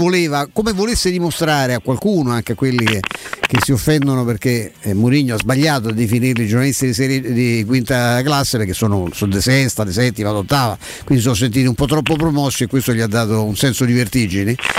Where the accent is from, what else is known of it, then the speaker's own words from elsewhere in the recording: Rome, Lazio, Italy; sono cresciuto a Vigna Clara